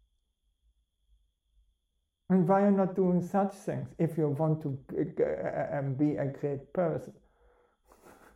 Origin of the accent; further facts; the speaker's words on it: Bremen, Germany; I'm coming from Bremen, and Bremen is very cold